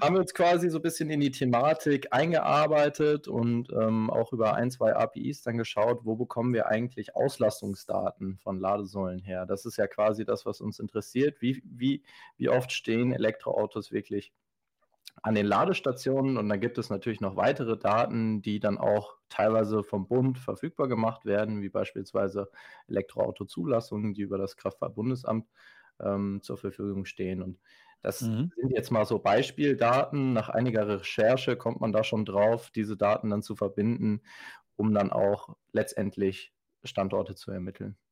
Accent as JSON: {"language": "German", "area": "Ostwestfalen-Lippe", "region": "North Rhine-Westphalia", "country": "Germany", "said": "Wir kommen hier alle aus dem Bereich OWL, also aus Westfalen-Lippe"}